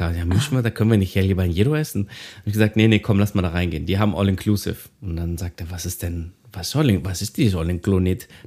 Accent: Thessaloniki, Central Macedonia, Greece; Wir haben in Griechenland mal unsere Wohnung ähm, äh, renoviert in Thessaloniki. Da komme komm ich ja her aus Griechenland.

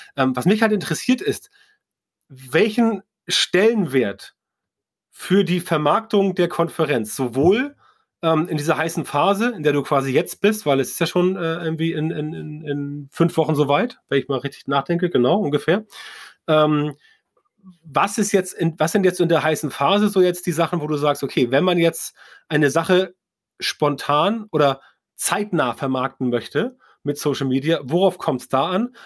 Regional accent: Northern Germany, Germany; als Norddeutscher

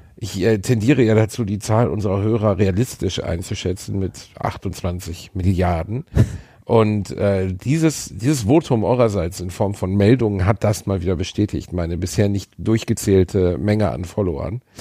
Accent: Germany; bei uns in Deutschland

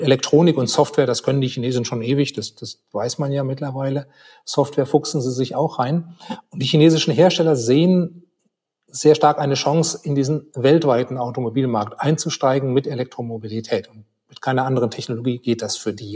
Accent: Germany; als Deutsche

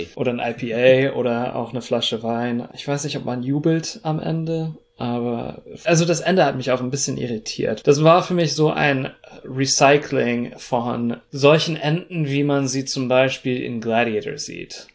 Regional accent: United States; also born or lived in Russia; sowohl als Amerikaner, als jemand, der in Russland gelebt hat

